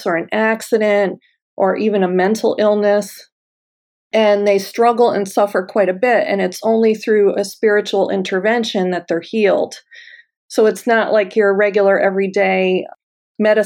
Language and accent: English; United States